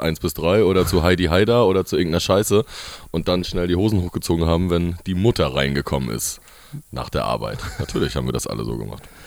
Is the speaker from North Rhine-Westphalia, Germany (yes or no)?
no; Rostock, Mecklenburg-Vorpommern, Germany